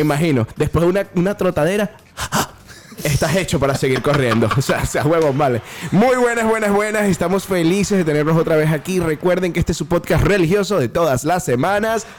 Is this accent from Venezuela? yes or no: yes; Venezuela